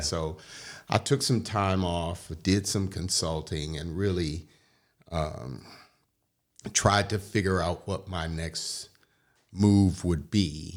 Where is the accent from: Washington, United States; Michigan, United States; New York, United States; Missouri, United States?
Michigan, United States; Detroit; moved away; growing up in Detroit